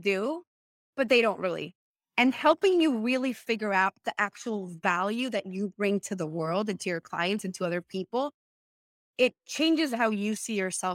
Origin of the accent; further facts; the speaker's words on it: Venezuela; English is a second language; moved away as an adult; now in United States; I am from Venezuela. I came to the US in 2015